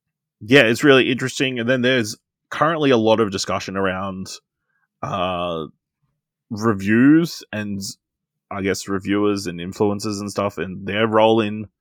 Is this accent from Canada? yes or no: no; Australia; Technically, we're Australian.